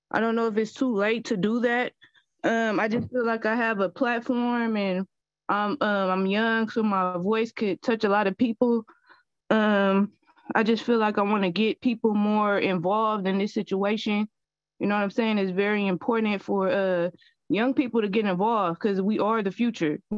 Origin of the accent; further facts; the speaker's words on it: San Francisco, California, United States; I have been in Bayview in San Francisco my whole life.